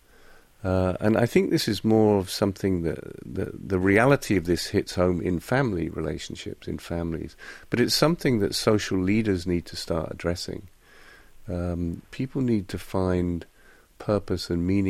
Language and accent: English; United Kingdom; now in South Korea; I'm British